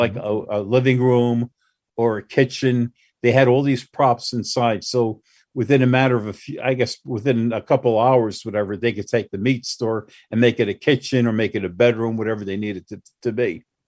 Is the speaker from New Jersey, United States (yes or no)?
yes; Newark, New Jersey, United States; I grew up in Newark